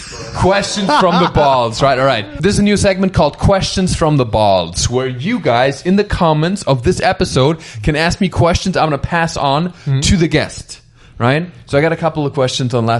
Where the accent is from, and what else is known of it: Germany; now in Los Angeles, United States